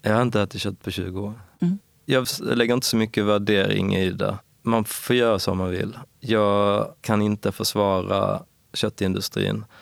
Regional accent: Ängelholm, Skåne, Sweden; accent: Skåne dialect; also born or lived in Perstorp / Lund; Jag kommer från Skåne såklart. Men eh, nordvästra Skåne, någonting som heter Skälderviken, ligger utanför Ängelholm vid havet.

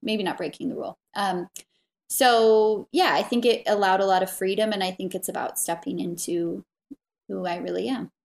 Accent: Santa Barbara, California, United States; also born or lived in Salt Lake City, Utah; now in Wyoming, United States; I grew up in Santa Barbara.

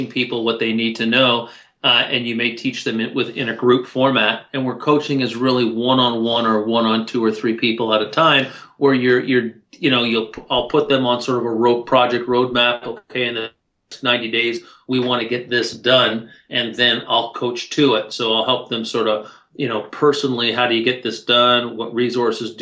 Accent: Toronto, Ontario, Canada; I'm from Toronto

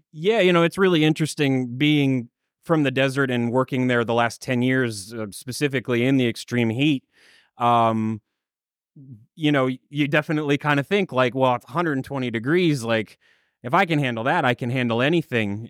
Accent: Minnesota, United States; I grew up in Minnesota in a small farm town

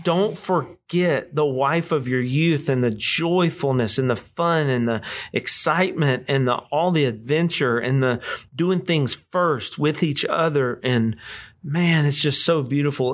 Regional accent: West Monroe, Louisiana, United States; we're, we're from West Monroe, Louisiana.

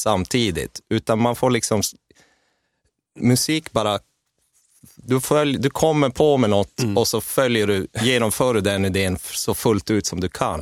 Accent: Gällivare, Norrbotten County, Sweden; jag trubadurade hemma i Gällivare

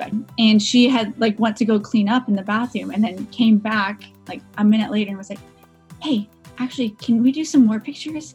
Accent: Portland, Oregon, United States; I'm actually one of the few rarity unicorns that are born and raised in Portland

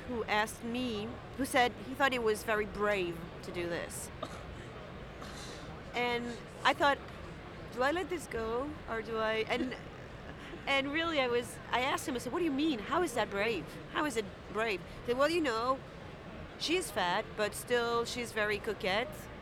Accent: France; I come from France

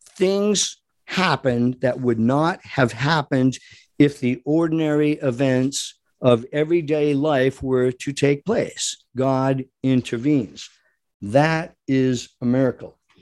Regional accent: Rhode Island, United States; I grew up in Rhode Island

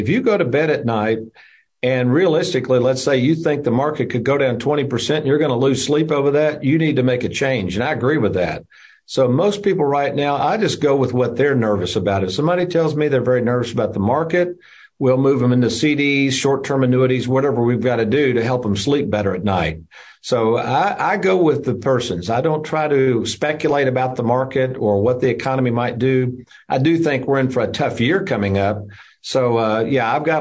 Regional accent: Lexington, Kentucky, United States; also born or lived in Bowling Green, Kentucky; an office in Lexington, Kentucky, my hometown.

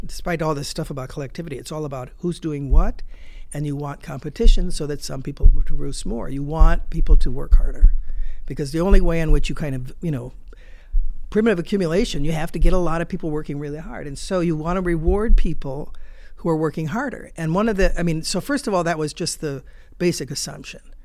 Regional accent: United States; as a, a foreigner and certainly as an American

